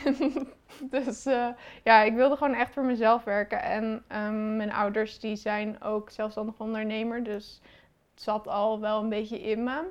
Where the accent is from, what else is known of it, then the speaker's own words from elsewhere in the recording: Rotterdam, South Holland, Netherlands; ik kom uit Rotterdam